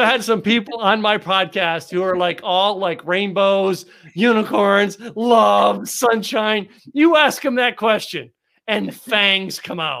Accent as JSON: {"language": "English", "region": "Texas", "country": "United States", "said": "I'm a Texan. I'm in the South."}